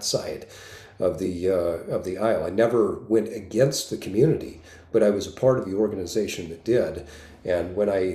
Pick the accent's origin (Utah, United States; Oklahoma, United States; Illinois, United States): Utah, United States; I grew up in Utah and spent the majority of my life in Utah